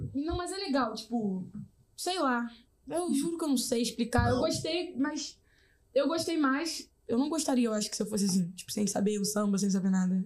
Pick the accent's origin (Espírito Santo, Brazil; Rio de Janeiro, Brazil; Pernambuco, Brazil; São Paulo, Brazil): Rio de Janeiro, Brazil; also born or lived in Jacarepaguá, Rio de Janeiro; now in São Gonçalo, Brazil; eu sou nascida e criada na Rocinha